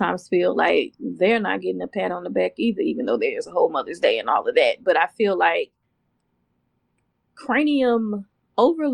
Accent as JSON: {"language": "English", "town": "Houston", "region": "Texas", "country": "United States", "said": "I'm from Houston. I say auntie. We say auntie"}